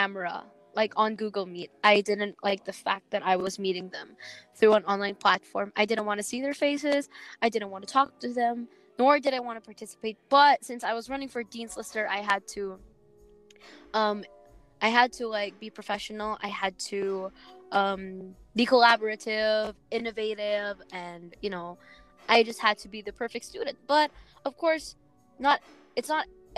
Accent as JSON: {"language": "English", "area": "Batangas", "region": "Calabarzon", "country": "Philippines", "said": "I'm from Batangas"}